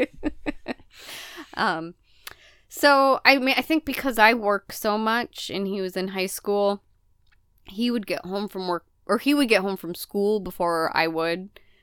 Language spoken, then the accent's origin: English; Midwest, United States; moved away; also born or lived in Mississippi River area; growing up in the Midwest